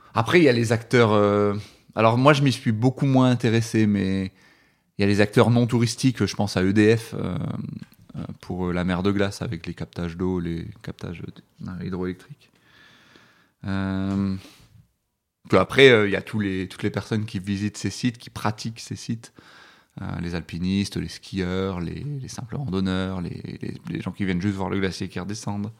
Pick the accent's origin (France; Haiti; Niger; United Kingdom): France; Dunkirk, Hauts-de-France; moved away as an adult; now in Grenoble, France; je, suis originaire de Dunkerque, donc dans le nord de la France, donc euh, dans le plat pays